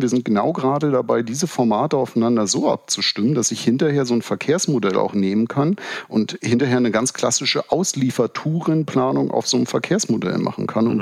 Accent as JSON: {"language": "German", "region": "Berlin", "country": "Germany", "also_born_or_lived": "Bremen", "said": "wenn man als Berliner viele Jahre nach Karlsruhe gependelt ist"}